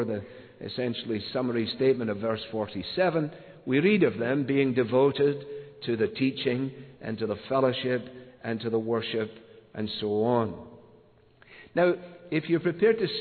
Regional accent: Scotland, United Kingdom; moved away; As a boy growing up in Scotland

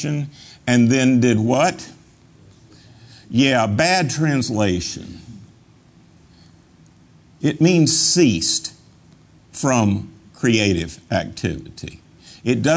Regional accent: North Carolina, United States; growing up in North Carolina is that the Methodists and the Baptists were death and taxes against gambling

